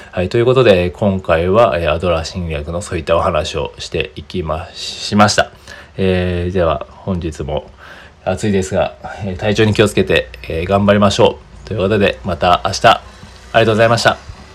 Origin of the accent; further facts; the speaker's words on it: Japan; 僕ら日本人は